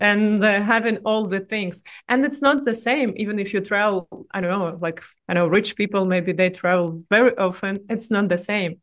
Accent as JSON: {"language": "English", "country": "Russia", "accent": "Russian", "second_language": "English", "moved": "as an adult", "said": "originally I'm from Russia, but I'm digital nomad with one year of experience"}